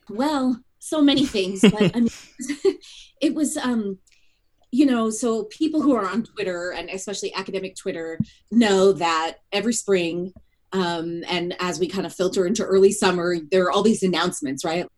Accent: California, United States; moved away as an adult; also born or lived in South Bend, Indiana; I grew up in California, so I also grew up far from kind of the Haitian diasporic community

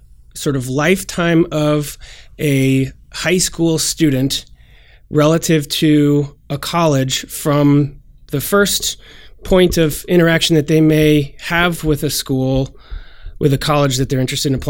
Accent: Portland, Oregon, United States; I'm from Portland, Oregon

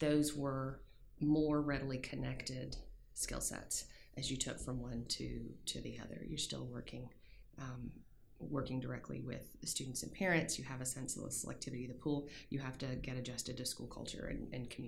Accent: Williamsburg, Virginia, United States; moved away as an adult; also born or lived in Nashville, Tennessee / San Diego, California; where I grew up in Williamsburg, Virginia

